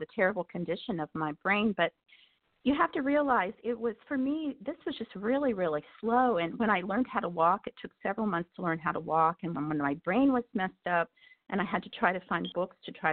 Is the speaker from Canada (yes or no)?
no; United States; I grew up in the Amish country